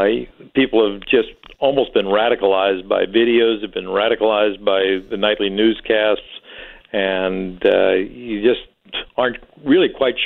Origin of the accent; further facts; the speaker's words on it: St. Charles, Missouri, United States; That's my hometown, St. Charles.